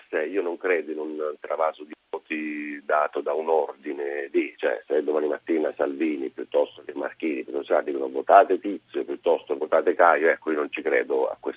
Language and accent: Italian; near Cagliari, Sardinia, Italy; accent: Sardinian; Io non sono di Caragonone, eh, eh, sono dalle parti di Cagliari